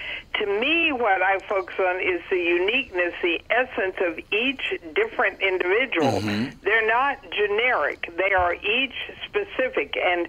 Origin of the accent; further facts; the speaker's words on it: Dallas, Texas, United States; Well, now I'm on the West Coast, but I grew up in Texas in the Panhandle in Dallas.